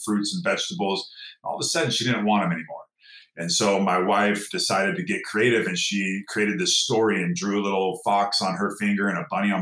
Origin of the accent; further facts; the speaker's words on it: Downey, California, United States; I grew up in Southern California here in a little town called Downey, just outside of East